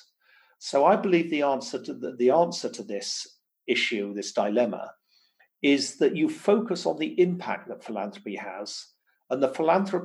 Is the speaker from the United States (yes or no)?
no; Stoke-on-Trent, West Midlands, United Kingdom; my hometown of Stoke-on-Trent